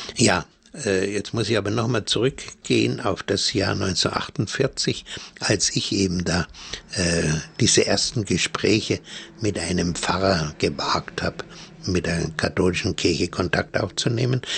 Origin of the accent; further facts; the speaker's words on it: Germany; also born or lived in Bavaria; bei uns in Deutschland